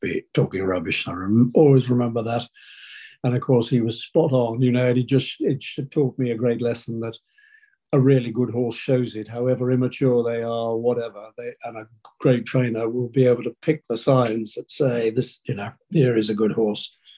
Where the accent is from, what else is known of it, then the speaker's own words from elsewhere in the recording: Hampshire, South East England, United Kingdom; where we grew up in Hampshire